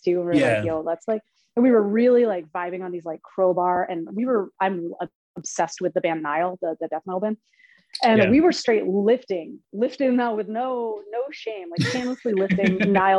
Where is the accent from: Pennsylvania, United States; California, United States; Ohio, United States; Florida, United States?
Pennsylvania, United States; Philadelphia; moved away as an adult; I'm from Philly, but I'm not there anymore